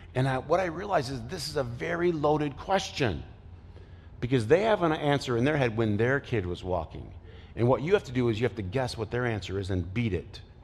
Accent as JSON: {"language": "English", "town": "Flint", "region": "Michigan", "country": "United States", "tie": "born or raised there", "said": "I played basketball growing up in Flint"}